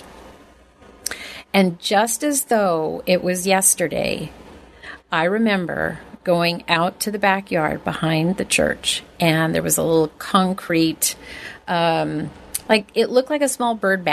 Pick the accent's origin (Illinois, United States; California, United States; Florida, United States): California, United States; Oceanside; born or raised there; also born or lived in Inglewood, California / San Fernando Valley, California